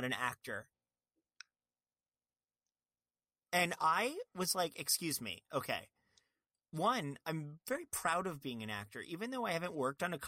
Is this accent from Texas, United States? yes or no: no; Fort Lauderdale, Florida, United States; also born or lived in Long Island; I'm from Long Island, but was raised in Fort Lauderdale